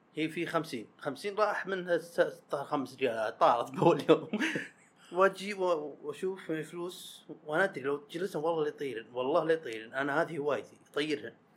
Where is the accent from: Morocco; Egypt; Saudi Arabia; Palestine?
Saudi Arabia; حنا السعوديين